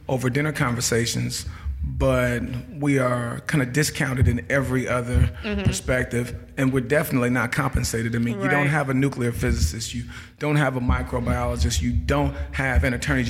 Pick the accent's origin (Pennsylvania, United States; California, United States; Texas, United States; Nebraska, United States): Nebraska, United States; Omaha; also born or lived in Grand Rapids, Minnesota / Phoenix, Arizona; now in Jackson, United States; Born in Grand Rapids, Minnesota, but raised in Omaha, Nebraska